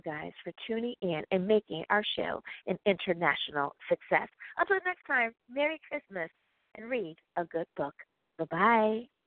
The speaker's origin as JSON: {"language": "English", "country": "United States", "said": "my home country, that is the United States of America"}